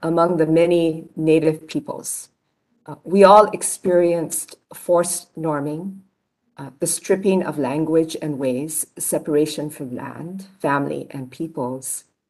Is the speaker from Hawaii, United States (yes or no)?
yes; Honolulu, Hawaii, United States; I was born in Kalihi near the mountains uh, where I now live